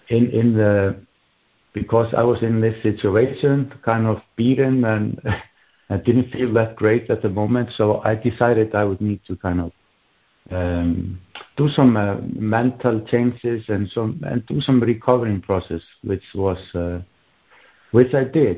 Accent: Iceland; also born or lived in Berlin, Germany / Bergen, Norway; now in Oslo, Norway; I am also from Iceland

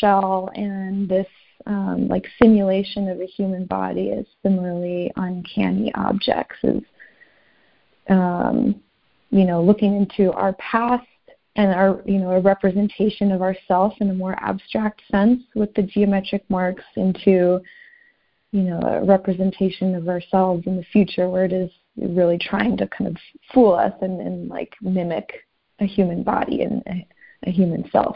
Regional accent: Southern California, United States; now in St. Paul, United States; I'm from Southern California. That's where I grew up, and I grew up going to the beach

